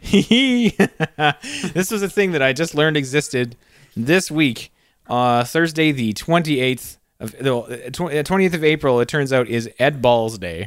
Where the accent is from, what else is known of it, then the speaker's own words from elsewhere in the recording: Canada; We're Canadian